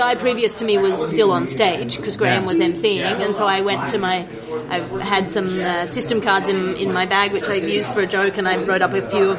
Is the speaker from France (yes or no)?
no; Australia; I am from Australia.